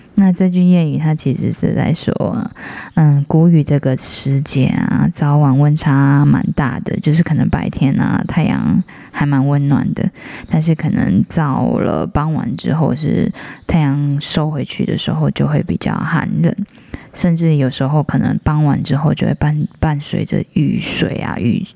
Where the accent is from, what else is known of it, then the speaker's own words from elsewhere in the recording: Taiwan; 我们台湾人